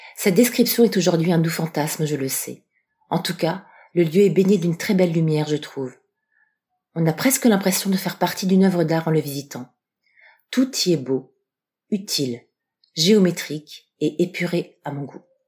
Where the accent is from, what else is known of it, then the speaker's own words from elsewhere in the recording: Strasbourg, Grand Est, France; Je suis de Strasbourg